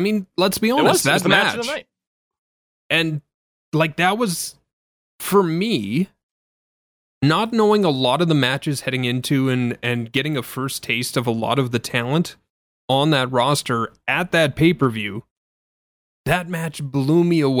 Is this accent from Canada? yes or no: yes; Canada; Sorry, the 5 kilograms, because I'm Canadian, eh?